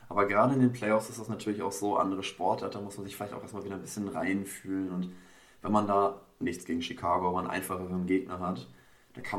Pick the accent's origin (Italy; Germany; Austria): Germany; für uns als Deutsche